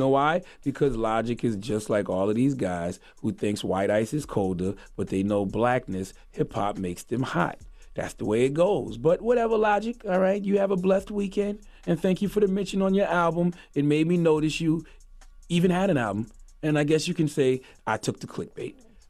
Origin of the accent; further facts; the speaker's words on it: the South, United States; You like, I'm from the South, so you like just a down